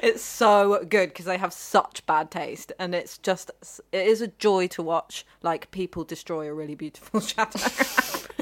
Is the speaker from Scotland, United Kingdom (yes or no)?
no; Ealing, London, United Kingdom; where I grew up in Ealing